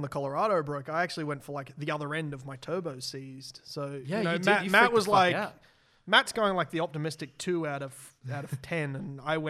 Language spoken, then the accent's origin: English; Australia; I'm Australian